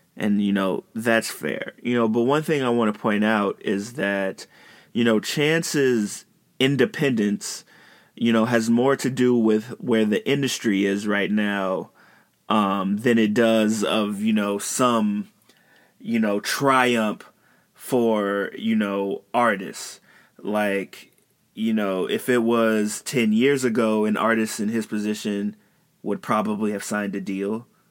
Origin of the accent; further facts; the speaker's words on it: Chicago, Illinois, United States; I'm from Chicago